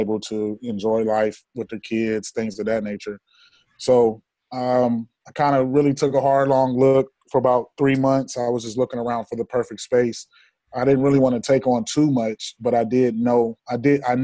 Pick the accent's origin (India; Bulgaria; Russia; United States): United States; Columbus, Ohio; now in Atlanta, United States; I'm originally from Columbus, Ohio